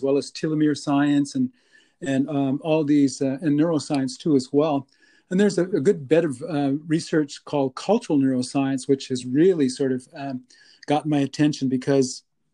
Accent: White Shield, North Dakota, United States; moved away as an adult; now in Winnipeg, Canada; I am actually from the States. I'm a member of the three affiliated tribes, the Mandan, Hidatsa, and the Arikara. I am from a little place called White Shield

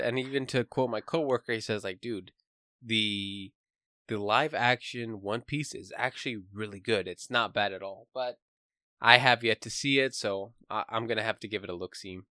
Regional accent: United States; I am American

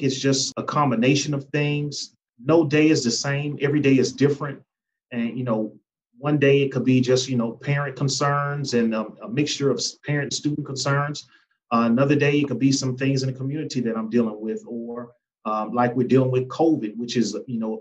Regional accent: Chicago, Illinois, United States; moved away as an adult; now in Georgia, United States; I grew up in Chicago

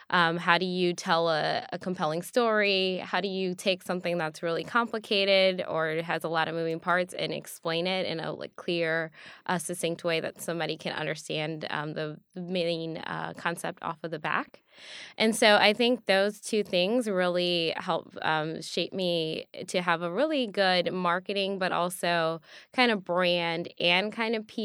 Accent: Evanston, Illinois, United States; because I am originally from Evanston, Illinois.

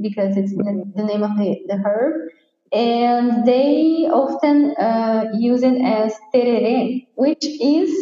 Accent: Rio Grande do Sul, Brazil; first language Portuguese; English is a second language; I'm from Rio Grande do Sul

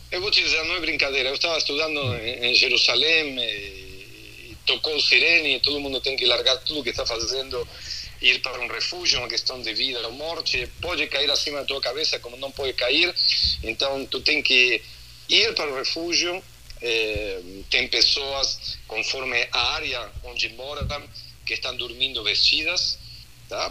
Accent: Argentina; accent: Argentine; now in Porto Alegre, Brazil; Faz 27 anos que moro em Porto Alegre, ah. nasci na Argentina, então tem um sotaque

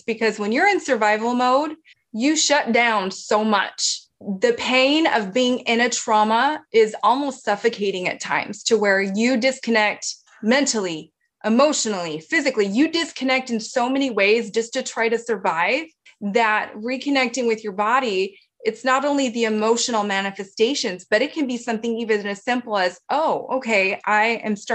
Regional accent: Hawaii, United States; we grew up in Hawaii. We grew up near the ocean

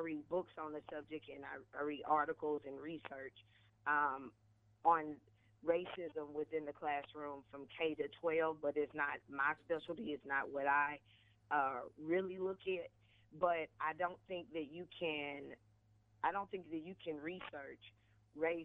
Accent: Conway, Arkansas, United States; moved away as an adult; also born or lived in Georgia; I grew up in Conway, Arkansas

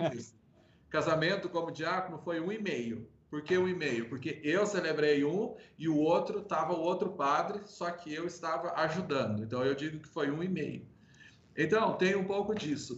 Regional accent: Toledo, Minas Gerais, Brazil; Sou mineiro, natural da cidade de Toledo, ali no sul de Minas Gerais

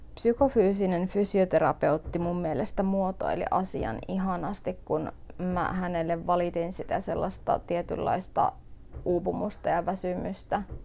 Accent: northern Finland, Finland; meillä päin puhutaan täällä pohjoisessa kutomisesta

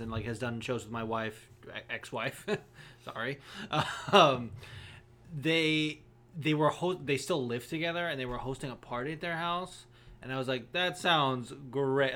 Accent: Las Vegas, Nevada, United States; moved away; also born or lived in Los Angeles, California; growing up in Vegas

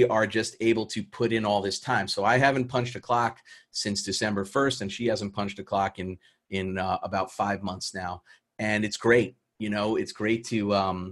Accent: New York City, New York, United States; moved away as an adult; I grew up in New York City in Queens

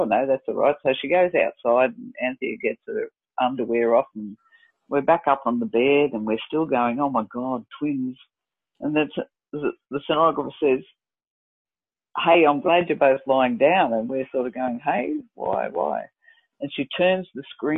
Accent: Dalby, Queensland, Australia; moved away; we moved to my hometown of Dalby

